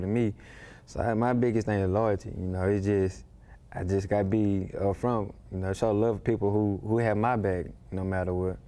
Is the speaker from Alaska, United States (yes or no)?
no; Dallas, Texas, United States; I was brought up in a rough area, you know, in Dallas